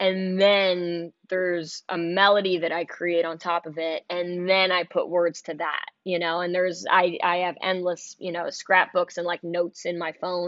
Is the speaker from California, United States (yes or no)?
no; New York City, New York, United States; I'm from Manhattan